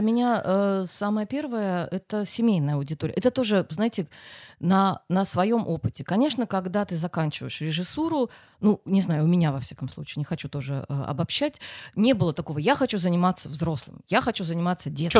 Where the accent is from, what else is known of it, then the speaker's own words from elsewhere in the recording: Simferopol, Crimea, Ukraine; now in Saint Petersburg, Russia; Я не из Питера. Откуда? Из Симферополя.